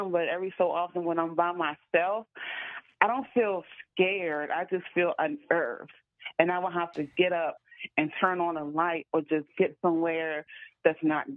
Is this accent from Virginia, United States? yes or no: yes; Caroline County, Virginia, United States; now in Richmond, United States; when I was working in my hometown in a restaurant out there